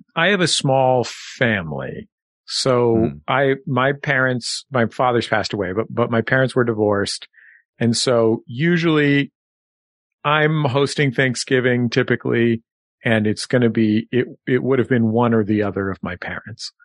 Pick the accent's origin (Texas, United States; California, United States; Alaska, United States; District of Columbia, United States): California, United States; San Francisco; growing up in San Francisco